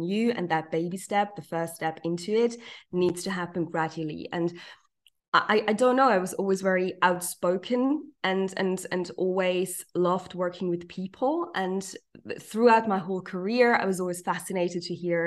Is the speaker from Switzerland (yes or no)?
yes; Zurich, Switzerland; English is a second language; also born or lived in New York, United States; I'm not a native English speaker. I'm literally from Zurich. I was born and bred in Zurich.